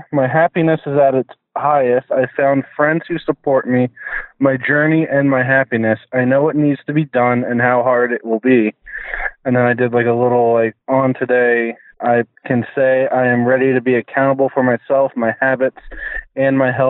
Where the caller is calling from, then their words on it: New Jersey, United States; New Jersey.